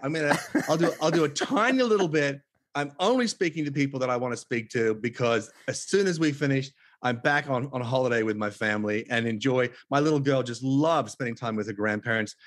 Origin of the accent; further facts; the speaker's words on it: Tasmania, Australia; moved away as an adult; also born or lived in Los Angeles, United States; now in Los Angeles area, United States; because I was born in Tasmania and I drew my first breath of Tasmanian air